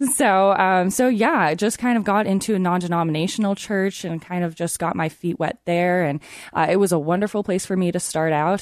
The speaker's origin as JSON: {"language": "English", "region": "eastern Washington", "country": "United States", "tie": "born or raised there", "also_born_or_lived": "Portland / Seattle area", "moved": "as an adult", "lives_now": "Iowa, United States", "said": "grew up in eastern Washington"}